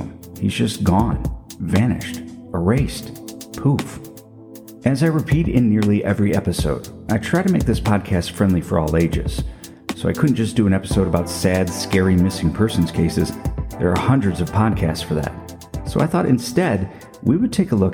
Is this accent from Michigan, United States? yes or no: yes; Livonia, Michigan, United States; my hometown of Livonia